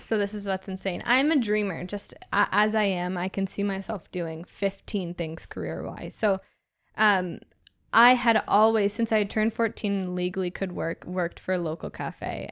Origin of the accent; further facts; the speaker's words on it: Southwestern Ontario, Canada; also born or lived in Halifax; I'm from Southwestern Ontario